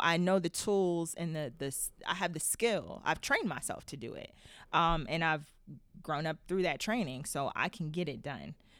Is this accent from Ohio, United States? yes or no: yes; Youngstown, Ohio, United States; growing up in Youngstown, Ohio.